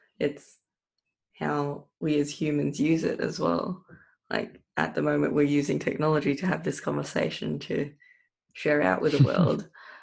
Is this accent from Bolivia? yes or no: no; Philippines; bringing me back to times of growing up in the Philippines